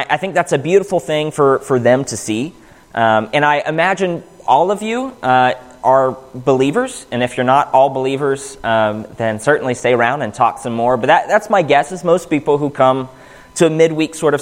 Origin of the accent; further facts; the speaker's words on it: Pittsburgh, Pennsylvania, United States; moved away; Growing up in Pittsburgh, the closest Church of Christ was 35, 40, 45 minutes away